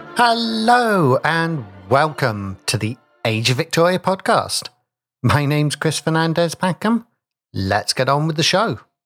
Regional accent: Basingstoke, South East England, United Kingdom; my hometown of Basingstoke

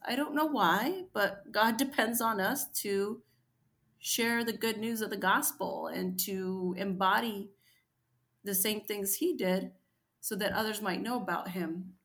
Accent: United States; I grew up in American poverty

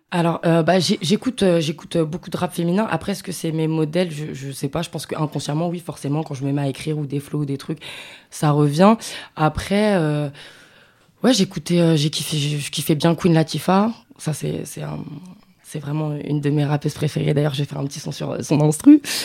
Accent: Paris, Île-de-France, France; je suis de Paris

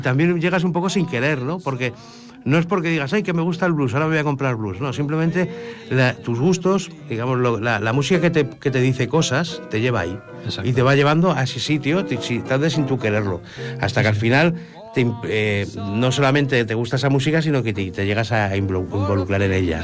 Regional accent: Madrid, Community of Madrid, Spain; moved away as an adult; also born or lived in Cerdanyola del Vallès; now in Ripollet, Spain; Soy madrileño, aunque eh, llevo aquí ya la friolera de 20... Bueno, desde el año 95

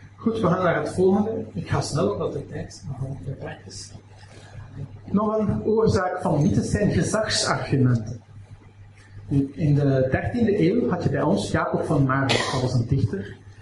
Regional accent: Aalst, Flanders, Belgium; ik kom uit Aalst

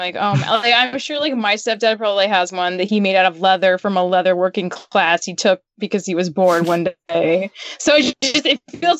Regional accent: Utah, United States; I grew up in Utah, we only had two kinds of trees. We had those white ones, and then we had pine trees.

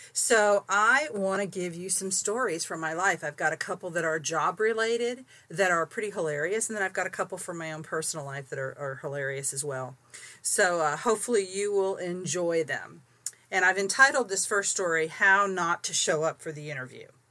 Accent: St. Petersburg, Florida, United States; moved away; also born or lived in Tampa, Florida / Bible Grove, Missouri; I was raised in St. Petersburg

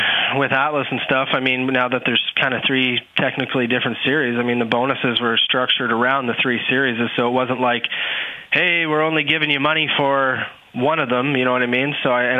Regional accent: Canada; as a racer growing up in Canada

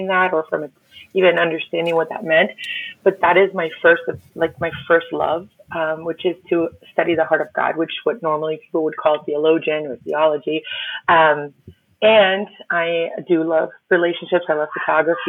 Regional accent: Miami, Florida, United States; first language Spanish; English is a second language; My parents are Cuban immigrants, and I didn't know English until I was probably close to like 10, 11, 12, fully. And we lived in Miami

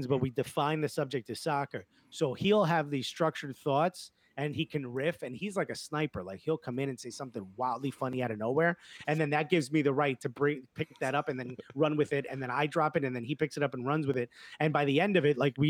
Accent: Newark, New Jersey, United States; when you're born and raised in Newark

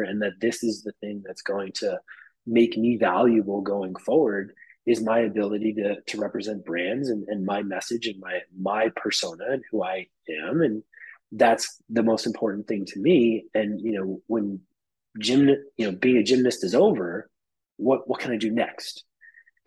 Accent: New York, United States; I'm a New Yorker through and through

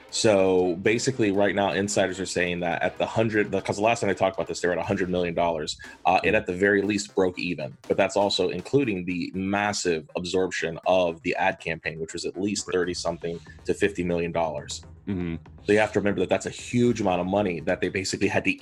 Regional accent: Columbia, South Carolina, United States; now in Charleston, United States; where we grew up in Columbia

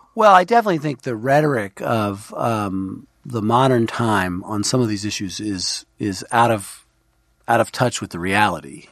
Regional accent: New York City, New York, United States; also born or lived in Washington; Grew up in Brooklyn

